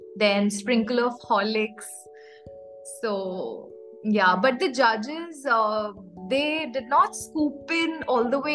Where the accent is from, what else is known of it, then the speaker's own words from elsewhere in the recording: Raipur, Chhattisgarh, India; moved away as an adult; now in West Bengal, India; I was born and raised in Raipur, Chhattisgarh.